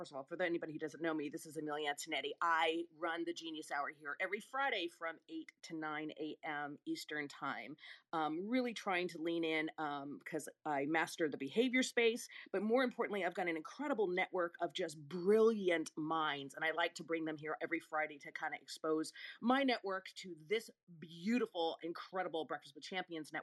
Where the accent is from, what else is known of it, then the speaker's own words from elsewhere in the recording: Rome, Lazio, Italy; I was born in Rome, nowhere near Sicily.